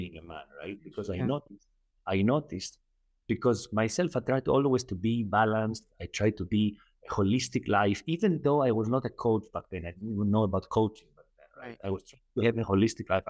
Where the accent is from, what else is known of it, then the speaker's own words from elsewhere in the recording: Athens, Attica, Greece; moved away as an adult; now in Doha, Qatar; I'm Greek originally, right? I was born in Athens, Greece, but I'm currently lived for like the last 10 years in Qatar, in Doha, Qatar